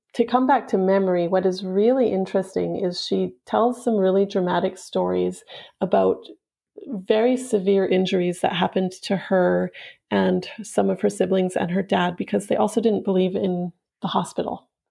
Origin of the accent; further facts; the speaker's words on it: Yukon, Canada; the house where my mom grew up, which is also where I grew up in the Yukon.